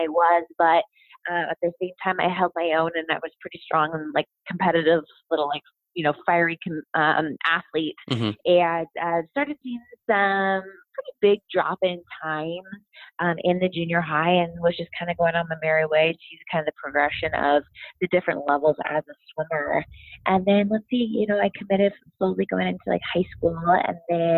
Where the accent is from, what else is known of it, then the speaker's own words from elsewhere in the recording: Lake Forest, California, United States; I joined the Summer League swim team in my hometown of Lake Forest, California